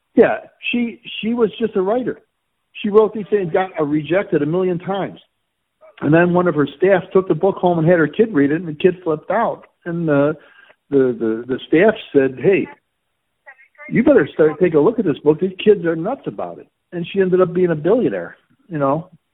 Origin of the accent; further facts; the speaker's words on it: Chicago, Illinois, United States; I grew up again in the Coldwater Flat near the stockyards here